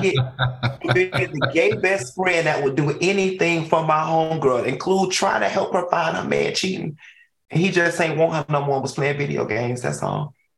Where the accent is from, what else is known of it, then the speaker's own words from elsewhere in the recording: Miami, Florida, United States; I'm from Miami. We we in Miami, we got this culture